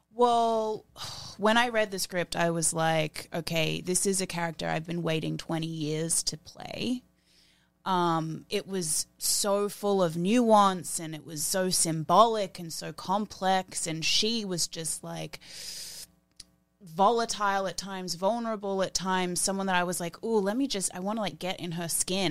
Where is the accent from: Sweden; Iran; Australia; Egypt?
Australia; growing up in Australia, in that industry, I didn't look like anyone.